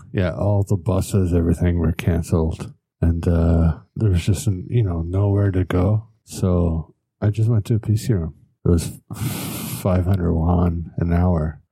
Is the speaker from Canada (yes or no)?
yes; Newfoundland and Labrador, Canada; moved away as an adult; now in South Korea; My family is obviously being Irish and from Newfoundland